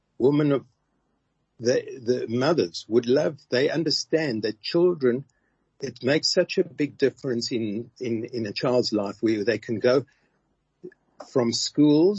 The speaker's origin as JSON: {"language": "English", "town": "Brakpan", "region": "Gauteng", "country": "South Africa", "tie": "born or raised there", "said": "I come from Brakpan. That's where I grew up."}